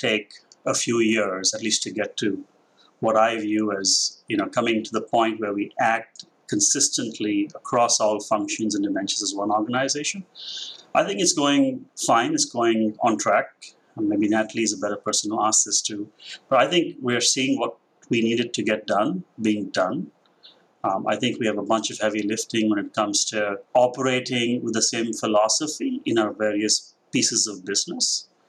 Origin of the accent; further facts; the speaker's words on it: Mumbai, Maharashtra, India; moved away as an adult; now in United States; So the accent has its... I'm Indian. I grew up in Mumbai. I was there for the last 23.